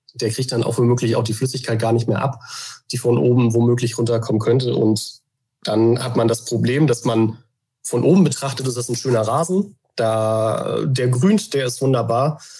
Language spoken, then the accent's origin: German; Hamburg, Germany; moved away as an adult; also born or lived in Oldenburg / Emsland; wohne in Hamburg, bin auch gebürtiger Hamburger